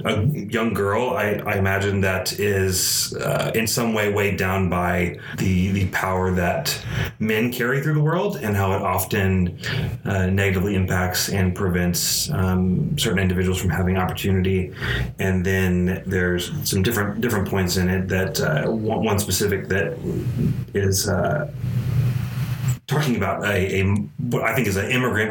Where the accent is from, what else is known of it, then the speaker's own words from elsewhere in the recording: Allen, Texas, United States; moved away as an adult; also born or lived in Corsicana, Texas; now in Waco, United States; moved to North Dallas, Allen, Texas